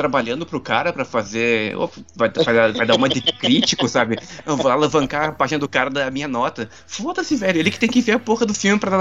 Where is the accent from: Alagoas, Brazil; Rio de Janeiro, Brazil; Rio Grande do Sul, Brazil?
Rio Grande do Sul, Brazil; Gaúcho; Eu falo, bah, né? Eu sou gaúcho